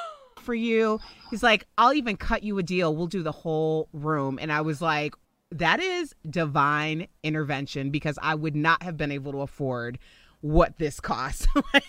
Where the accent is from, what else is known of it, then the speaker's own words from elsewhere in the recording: Chicago, Illinois, United States; moved away as an adult; now in Denver, United States; So I live in Denver, Colorado. I'm originally from Chicago, and I moved to Denver actually about 12 years ago for a morning radio job.